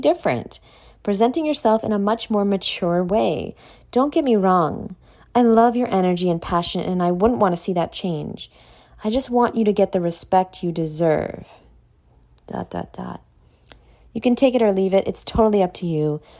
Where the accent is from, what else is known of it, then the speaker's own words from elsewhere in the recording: New York, United States; I'm from New York and that's what we do there, Like, that's my accent